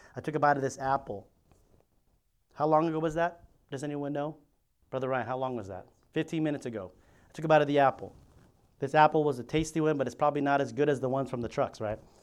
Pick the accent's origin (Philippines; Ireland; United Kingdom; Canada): Philippines; I'm Filipino.